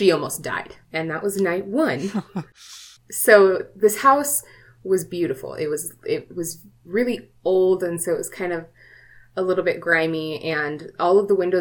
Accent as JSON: {"language": "English", "region": "Hawaii", "country": "United States", "tie": "born or raised there", "moved": "yes", "said": "I was raised, I was born in Hawaii, and my parents raised me on stories of the Menahuni"}